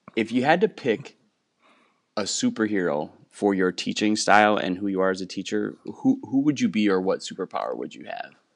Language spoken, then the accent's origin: English; Wisconsin, United States; moved away as an adult; also born or lived in Houston, Texas; I grew up in Wisconsin, and I'm, I'm back living about an hour from where I grew up after eight years in Houston